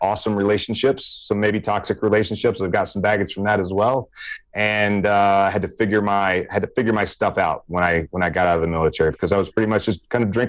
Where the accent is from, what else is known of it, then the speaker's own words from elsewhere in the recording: Meridian, Mississippi, United States; accent: Southern; now in Hawaii, United States; I grew up in Meridian, Mississippi.